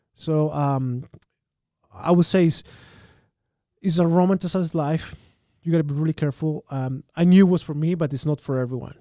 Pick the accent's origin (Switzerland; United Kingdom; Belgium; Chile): Chile; Santiago, Santiago Metropolitan Region; English is a second language; moved away as an adult; also born or lived in South Carolina / Japan; now in Saskatchewan, Canada; I'm born and raised in Santiago.